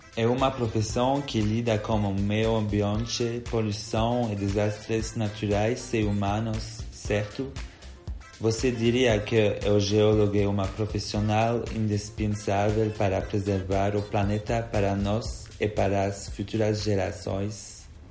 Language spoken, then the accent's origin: Portuguese; Belgium; Portuguese is a second language; moved away as an adult; now in Brazil; como podem perceber pelo meu sotaque, eu não sou daqui, embora eu quiser ser. Na verdade, eu sou belga